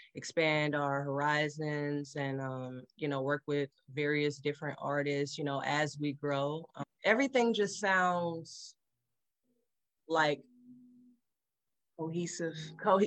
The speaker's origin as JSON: {"language": "English", "town": "St. Louis", "region": "Missouri", "country": "United States", "said": "I'm from West Side, but currently I'm in North County."}